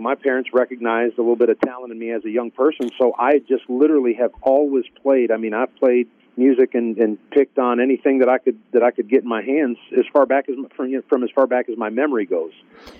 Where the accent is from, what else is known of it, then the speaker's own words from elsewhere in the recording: New England, United States; Yeah, you know, I found that growing up in New England, there was actually quite a lot of bluegrass music.